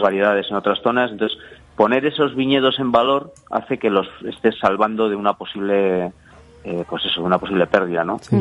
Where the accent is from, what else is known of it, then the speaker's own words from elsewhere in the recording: village near the Sierra de Yerga, La Rioja, Spain; Mi pueblo está, de lo que es la propia sierra, mi pueblo está como a 11, 12 kilómetros